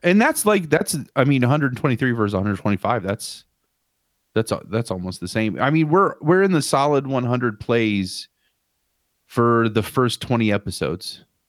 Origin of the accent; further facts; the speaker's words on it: Dayton, Ohio, United States; Dayton, my hometown